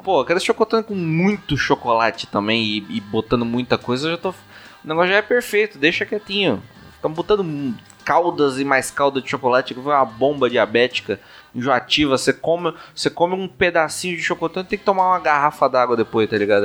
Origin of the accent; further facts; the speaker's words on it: São Paulo, Brazil; sou paulista